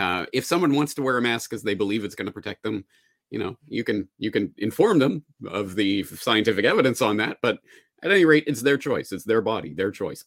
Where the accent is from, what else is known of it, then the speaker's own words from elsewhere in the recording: Calgary, Alberta, Canada; now in Japan; my hometown of Calgary